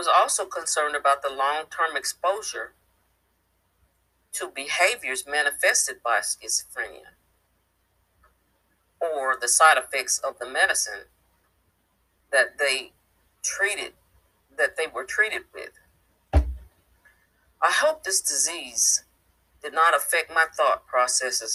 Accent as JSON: {"language": "English", "region": "Midwest", "country": "United States", "tie": "born or raised there", "moved": "as an adult", "lives_now": "East Texas, United States", "said": "I was born in the Midwest, and that's where I lived half my life"}